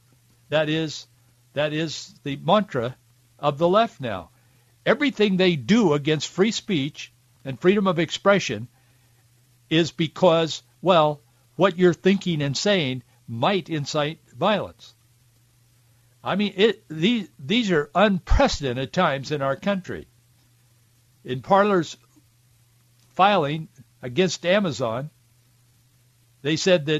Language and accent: English; Yakima Valley, Washington, United States; growing up in the Yakima Valley